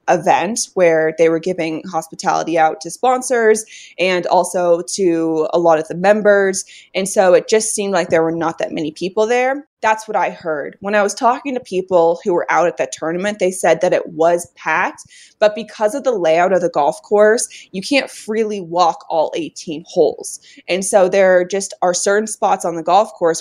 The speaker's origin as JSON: {"language": "English", "region": "Colorado", "country": "United States", "tie": "born or raised there", "said": "I grew up in Colorado"}